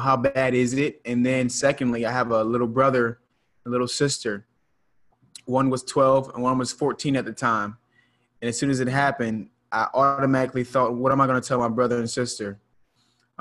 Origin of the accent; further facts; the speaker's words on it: Charleston, South Carolina, United States; here in my hometown of Charleston, South Carolina